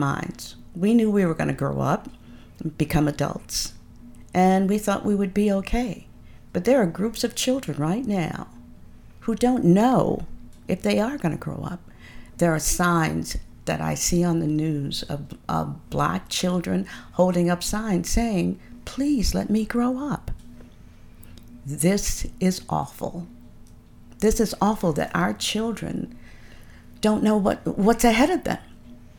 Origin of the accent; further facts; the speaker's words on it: Baton Rouge, Louisiana, United States; moved away; also born or lived in New York City / Chicago, Illinois; I was born in Baton Rouge, Louisiana